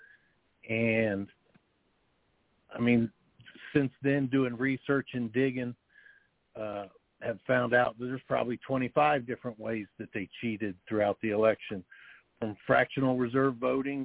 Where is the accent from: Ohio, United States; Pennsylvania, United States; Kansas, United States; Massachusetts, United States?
Ohio, United States; Dayton; I'm born and raised in Dayton, Ohio. Lived here all my life